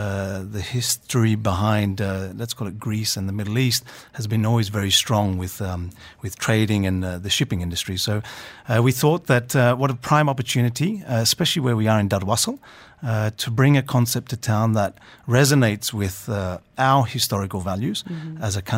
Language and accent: English; Australia; moved away as an adult; now in Dubai, United Arab Emirates; I was brought up in Australia, but parents were very strict by Greek nature.